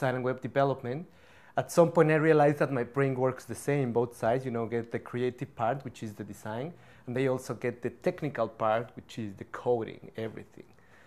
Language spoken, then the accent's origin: English; Mexico City, Mexico; now in Vancouver, Canada; I grew up in Mexico City